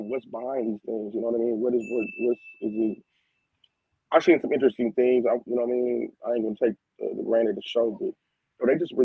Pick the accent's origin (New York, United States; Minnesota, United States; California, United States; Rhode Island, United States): California, United States; Fresno; also born or lived in San Francisco, California; I ended up growing up spending a majority of my young life into my early adult life in Fresno, California